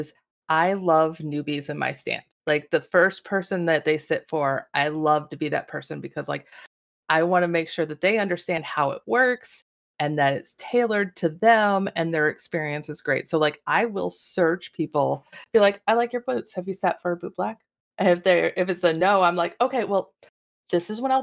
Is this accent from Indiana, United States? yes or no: no; Reno, Nevada, United States; I am from Reno, Nevada